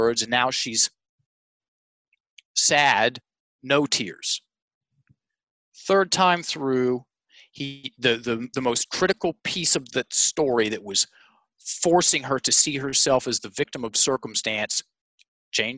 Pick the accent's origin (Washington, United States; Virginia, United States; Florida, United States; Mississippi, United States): Virginia, United States; Richmond; It's in my hometown at the Carpenter Center, which is the most prestigious theater in Richmond